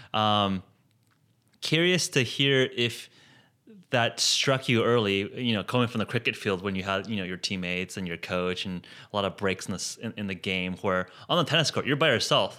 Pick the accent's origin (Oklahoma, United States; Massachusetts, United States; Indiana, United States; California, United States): California, United States; Palos Verdes; now in San Francisco, United States; I grew up in Palos Verdes